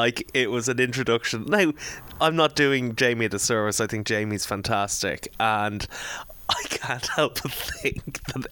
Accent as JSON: {"language": "English", "country": "Ireland", "said": "as Irish boys"}